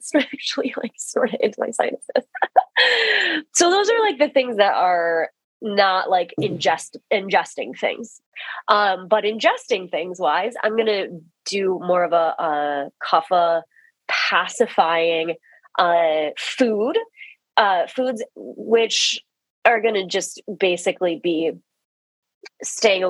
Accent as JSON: {"language": "English", "region": "Midwest", "country": "United States", "said": "We're both from the Midwest"}